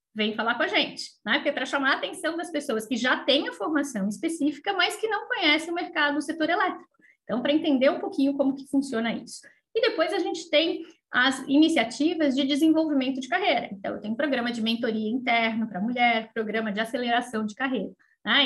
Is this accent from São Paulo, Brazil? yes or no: yes; São Paulo, Brazil; moved away as an adult; now in Florianópolis, Brazil; sou de São Paulo, morava em São Paulo nessa época